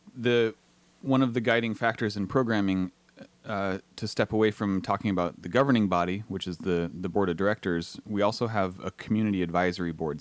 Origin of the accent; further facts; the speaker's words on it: Southern California, United States; moved away as an adult; also born or lived in Portland, Oregon; now in Astoria, United States; I grew up in Southern California